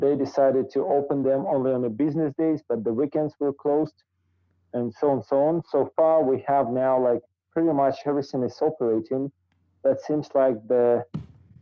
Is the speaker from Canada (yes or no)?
no; Almaty, Kazakhstan; first language Russian; English is a second language; It's my hometown. Mm-hmm. So originally, like my family also lives here